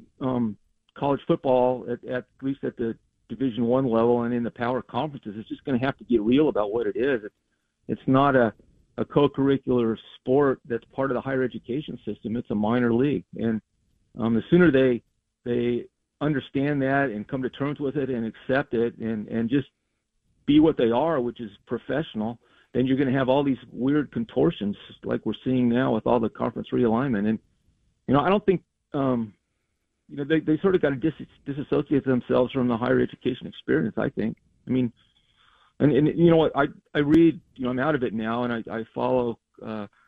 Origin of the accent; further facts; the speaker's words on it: Colorado, United States; I grew up in Colorado